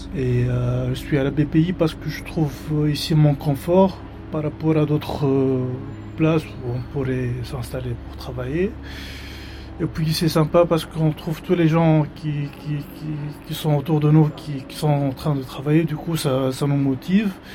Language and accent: French; Tunisia; moved away; Je suis tunisien